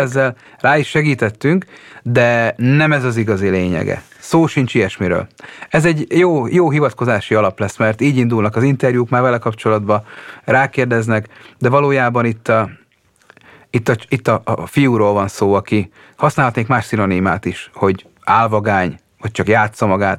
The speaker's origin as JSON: {"language": "Hungarian", "country": "Hungary", "tie": "born or raised there", "also_born_or_lived": "Budapest", "moved": "yes", "said": "ha még Pesten élek, és megkérnek a szülőfalumba"}